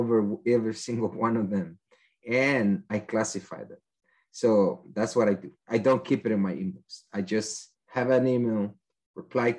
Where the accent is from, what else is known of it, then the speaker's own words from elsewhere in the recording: El Salvador; English is a second language; moved away as an adult; now in United States; I am from El Salvador, and I studied that in my country.